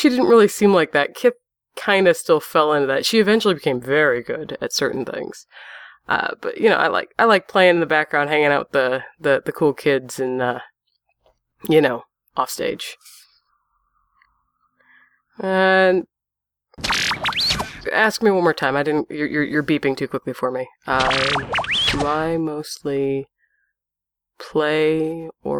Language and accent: English; Pennsylvania, United States; I'm from Pennsylvania. Predominantly, that's where I've come to claim